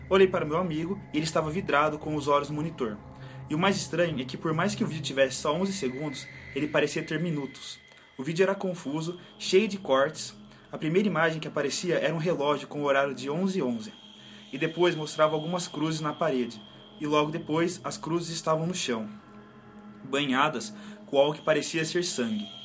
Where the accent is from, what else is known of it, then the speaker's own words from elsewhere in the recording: Belo Horizonte, Minas Gerais, Brazil; Tenho 23 anos e sou de BH, Minas Gerais.